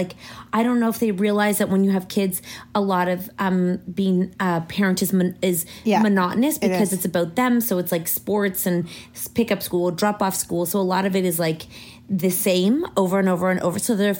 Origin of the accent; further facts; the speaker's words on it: Toronto, Ontario, Canada; We're from Toronto